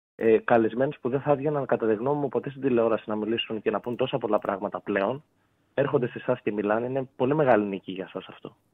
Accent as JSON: {"language": "Greek", "town": "Corfu", "region": "Ionian Islands", "country": "Greece", "said": "είμαι από Κέρκυρα"}